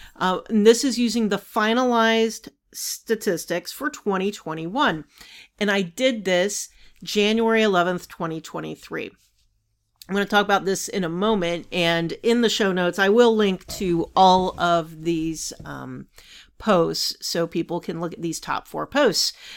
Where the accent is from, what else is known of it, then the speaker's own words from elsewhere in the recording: Savannah, Georgia, United States; when I was growing up in Savannah